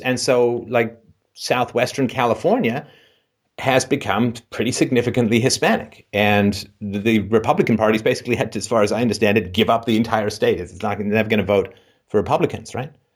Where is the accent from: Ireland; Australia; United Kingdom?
United Kingdom; England; I grew up in England